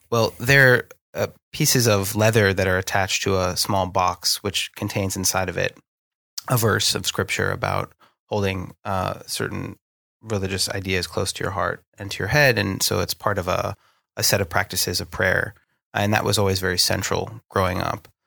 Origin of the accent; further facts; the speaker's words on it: Northeast, United States; accent: American; moved away as an adult; now in London, United Kingdom; the place that I grew up in the Northeast